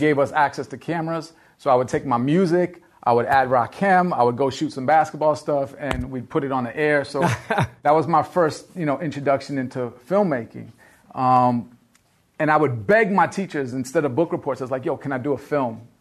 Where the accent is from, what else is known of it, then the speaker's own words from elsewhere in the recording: Miami, Florida, United States; I grew up in Miami.